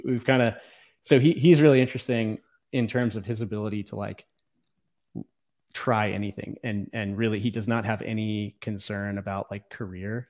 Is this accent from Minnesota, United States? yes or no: no; Virginia, United States; also born or lived in Los Angeles, California / Philadelphia; now in Austin, United States; I grew up in the woods of Virginia, kinda, uh, in the rural area